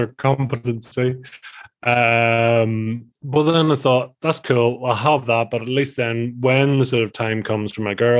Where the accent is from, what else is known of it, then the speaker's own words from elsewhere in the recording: just outside of Belfast, Northern Ireland, United Kingdom; I am from the little old Ireland of Ireland, Island of Ireland. So so from the north part of Ireland and just outside of Belfast